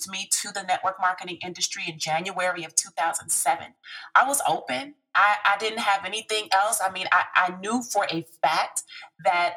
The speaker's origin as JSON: {"language": "English", "town": "Chicago", "region": "Illinois", "country": "United States", "tie": "born or raised there", "said": "I am originally from Chicago, from the south side of Chicago. I went to High Park Career Academy, High Park High School over in the Woodlawn area."}